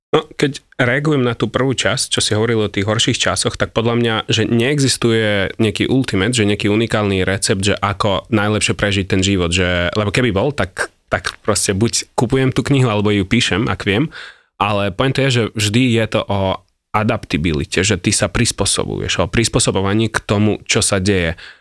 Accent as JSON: {"language": "Slovak", "country": "Ukraine", "second_language": "Slovak", "moved": "yes", "lives_now": "Slovakia", "said": "ja som Ukrajinec"}